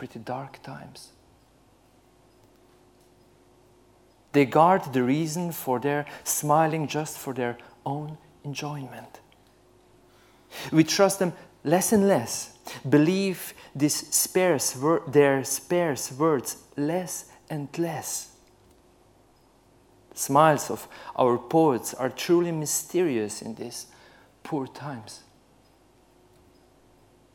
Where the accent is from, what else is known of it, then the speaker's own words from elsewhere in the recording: Slovenia; I'm from Central Europe